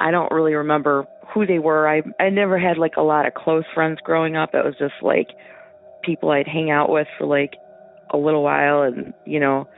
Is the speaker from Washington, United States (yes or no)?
no; Michigan, United States; I'm from Michigan